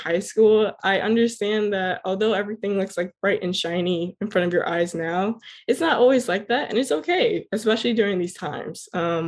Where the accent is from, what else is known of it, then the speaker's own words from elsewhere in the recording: Miramar, Florida, United States; I was born and raised in Miramar, Florida